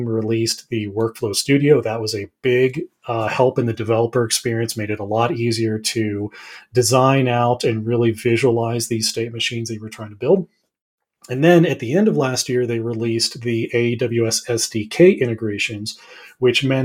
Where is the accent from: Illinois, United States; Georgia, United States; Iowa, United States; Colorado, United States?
Colorado, United States; also born or lived in Southwest Virginia; born and raised here in Colorado